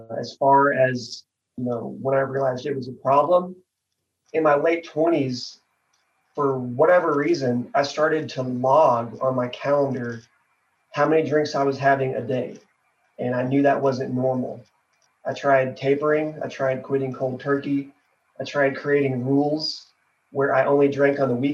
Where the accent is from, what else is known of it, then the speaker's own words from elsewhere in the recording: Fort Worth, Texas, United States; I am from Fort Worth, Texas